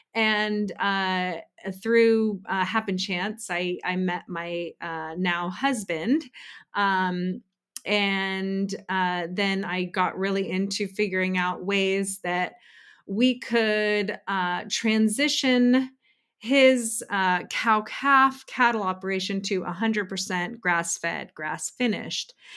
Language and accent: English; Pacific Northwest, United States; moved away as an adult; now in Bay Area, United States; I'm originally from the Pacific Northwest